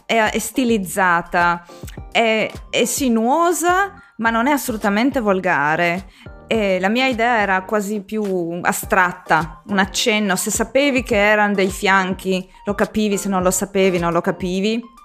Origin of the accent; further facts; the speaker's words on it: Trieste area, Friuli-Venezia Giulia, Italy; vengo dalla zona di Trieste